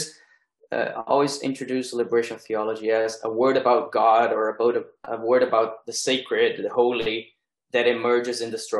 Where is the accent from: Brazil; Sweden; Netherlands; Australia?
Brazil; moved away; early 90s in Brazil, a time when the insights and the struggles of liberation theology were already kind of consolidated, at least in my education. So I grew up singing the songs of liberation theology